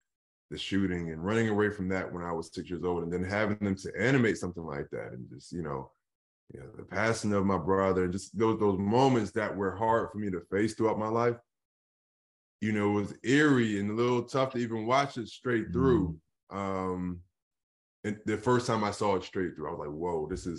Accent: Philadelphia, Pennsylvania, United States; I grew up in Philadelphia

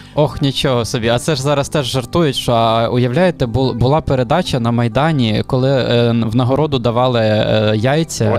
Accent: Khmelnytskyi, Khmelnytskyi Oblast, Ukraine; я з Хмельницького сам

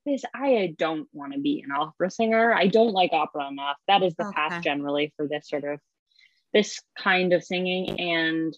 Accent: New York City, New York, United States; also born or lived in Hanover, New Hampshire; I grew up in New York City

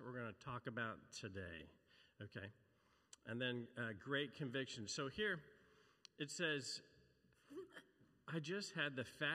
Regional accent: Brown County, Indiana, United States; moved away; I grew up in Indiana, so I'm like, it's commonplace. I grew up in Brown County, which is rolling hills.

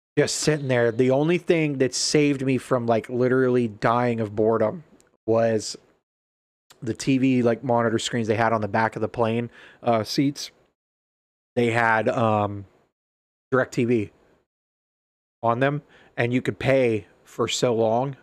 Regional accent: Ohio, United States; also born or lived in Alaska; "Hey, where are you from?" And I'm like, "Ohio."

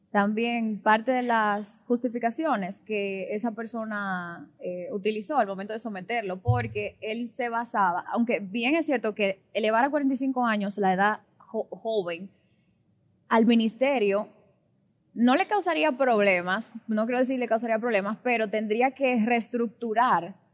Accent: Dominican Republic; toda la razón en, en expresar que somos dominicanos todos los jóvenes dominicanos merecen las mismas oportunidades

